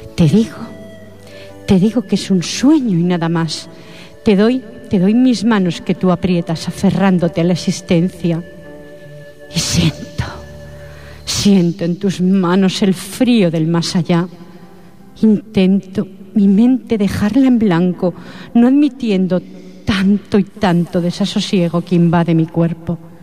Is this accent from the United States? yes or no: no; Catalonia, Spain; soy de aquí.